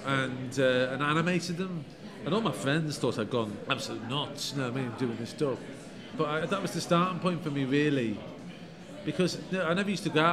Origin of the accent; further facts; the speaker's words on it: Liverpool, North West England, United Kingdom; I grew up on Anfield Road in Liverpool